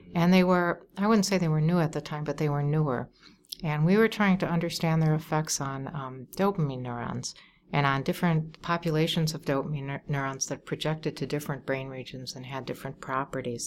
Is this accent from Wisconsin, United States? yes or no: yes; Wauwatosa, Wisconsin, United States; now in Chicago, United States; I grew up in Wauwatosa, Wisconsin